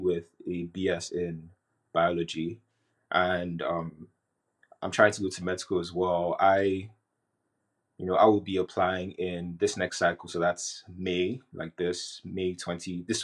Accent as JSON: {"language": "English", "country": "Nigeria", "tie": "born or raised there", "moved": "yes", "said": "growing up in Nigeria"}